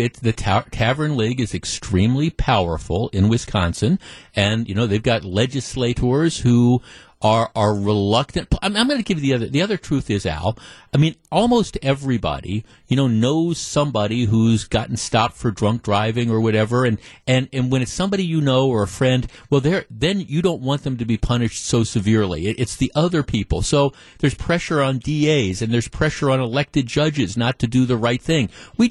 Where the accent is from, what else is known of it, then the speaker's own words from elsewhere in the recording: Finland; now in United States; Jeff, this is … from downtown. I grew up in Finland.